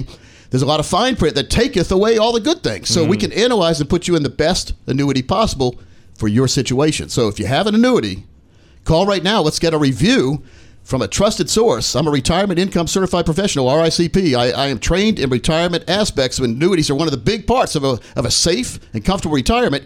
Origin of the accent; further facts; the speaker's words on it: Newark, Delaware, United States; I was born right outside of Philadelphia in Newark, Delaware